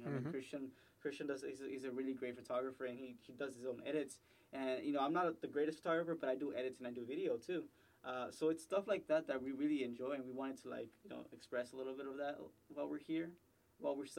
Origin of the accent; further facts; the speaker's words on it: Dallas, Texas, United States; moved away as an adult; we're from Pleasant Grove